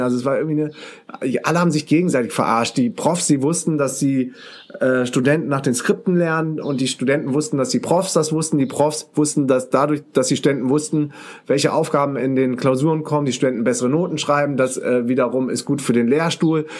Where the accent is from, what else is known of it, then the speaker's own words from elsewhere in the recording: Düsseldorf, North Rhine-Westphalia, Germany; moved away as an adult; now in Münster, Germany; als Düsseldorfer